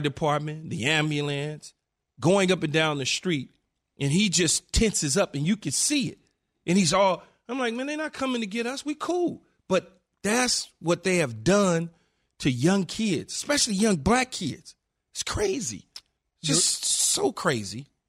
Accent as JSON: {"language": "English", "town": "Los Angeles", "region": "California", "country": "United States", "tie": "born or raised there", "said": "Growing up in South Central L"}